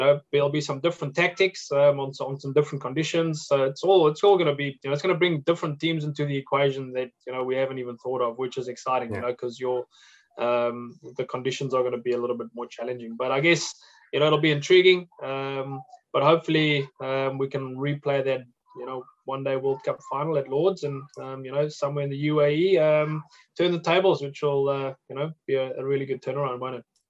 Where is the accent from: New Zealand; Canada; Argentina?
New Zealand; being a New Zealander